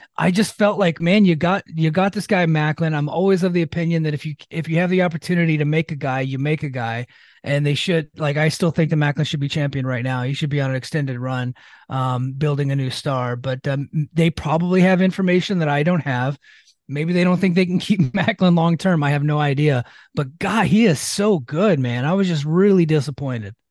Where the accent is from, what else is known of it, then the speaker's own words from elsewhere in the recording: Exeter, California, United States; I'm from Exeter, California